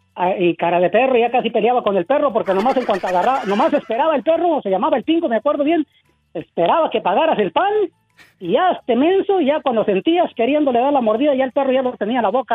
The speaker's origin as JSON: {"language": "Spanish", "area": "Purechucho", "region": "Michoacán", "country": "Mexico", "tie": "born or raised there", "said": "mi lindo Purechucho, Michoacán, para ser exacto, allá pegadito Huecamo"}